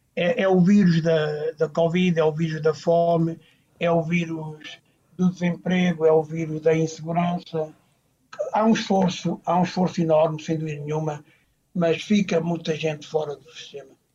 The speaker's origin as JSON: {"language": "Portuguese", "town": "Tocha", "region": "Centro", "country": "Portugal", "tie": "born or raised there", "moved": "as an adult", "lives_now": "Mozambique", "said": "Eu nasci no Hospital Rubisco Paz, na Tocha, ali perto de Cantanhede, e vivi ali na creche algum tempo"}